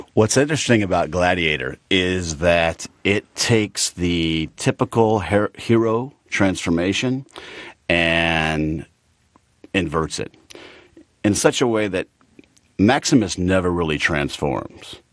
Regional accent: Chamblee, Georgia, United States; moved away as an adult; also born or lived in Boston / Los Angeles; out in, uh, sort of the Shambly Dunwoody area, growing up in Atlanta.

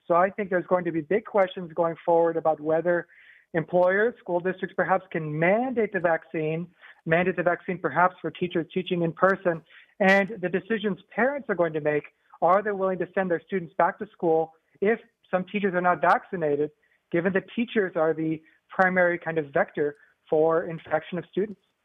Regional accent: northern Indiana, United States; moved away as an adult; also born or lived in West Coast; now in Georgia, United States; I grew up in Indiana, actually, in uh, northern Indiana

